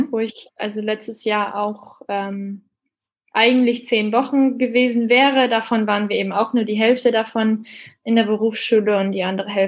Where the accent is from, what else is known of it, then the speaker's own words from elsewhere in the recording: Northern Germany, Germany; in Bremen, also eben eine Stunde von mir. Ich komme eben aus Norddeutschland.